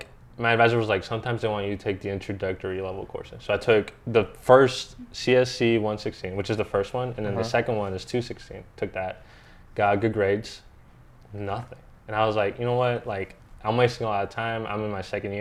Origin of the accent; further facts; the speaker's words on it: Morganton, North Carolina, United States; moved away as an adult; now in Raleigh, United States; I'm from Morganton